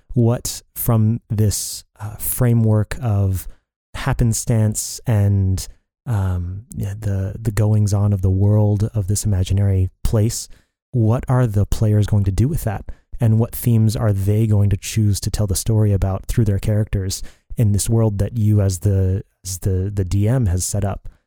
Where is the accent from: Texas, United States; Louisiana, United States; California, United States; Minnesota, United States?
Texas, United States; Dallas-Fort Worth area; moved away as an adult; also born or lived in Colorado Springs, Colorado; So, I was born in Texas, in the Dallas-Fort Worth area. I lived most of my life there growing up.